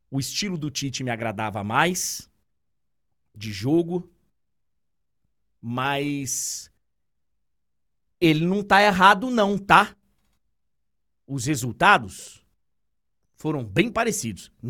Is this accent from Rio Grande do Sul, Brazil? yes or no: no; Bahia, Brazil; Eu sou da Bahia, velho.